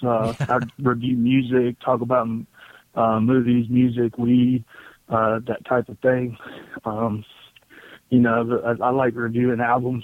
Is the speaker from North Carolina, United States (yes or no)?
yes; North Carolina, United States; now in Virginia, United States; I'm from North Carolina, and right now I live in the mountains of Virginia.